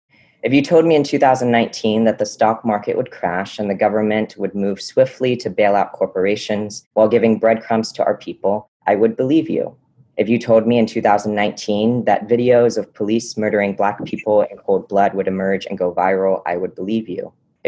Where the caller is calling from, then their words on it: Durham, North Carolina, United States; I am saying hello from Durham, North Carolina in the U.S. South, also known as the Okanichi Band of the Saponi Nation.